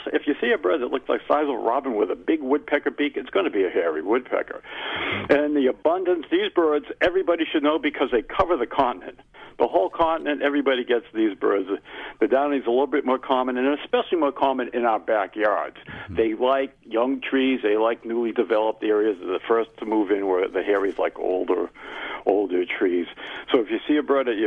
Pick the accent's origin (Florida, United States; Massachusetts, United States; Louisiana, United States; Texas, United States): Massachusetts, United States; accent: Massachusetts; my Massachusetts accent